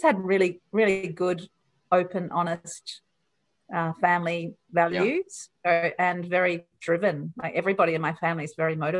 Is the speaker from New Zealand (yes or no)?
yes; New Zealand; moved away; growing up in New Zealand was amazing